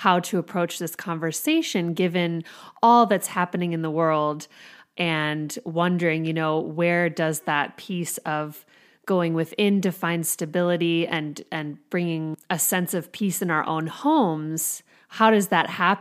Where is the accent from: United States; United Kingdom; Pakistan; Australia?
United States; the culture that I was raised here in America